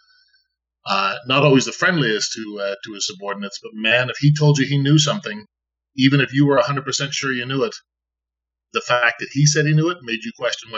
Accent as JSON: {"language": "English", "town": "Saint John", "region": "New Brunswick", "country": "Canada", "said": "I'm from out east. I'm from St. John, New Brunswick."}